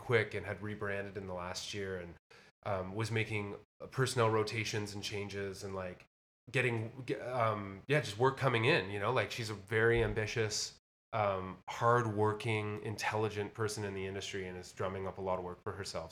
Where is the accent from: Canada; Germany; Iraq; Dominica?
Canada; Windsor, Ontario; also born or lived in Nashville; now in Toronto, Canada; close to my hometown of Windsor